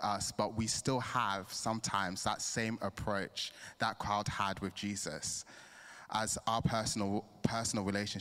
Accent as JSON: {"language": "English", "country": "Nigeria", "moved": "yes", "lives_now": "England, United Kingdom", "said": "I'm Nigerian"}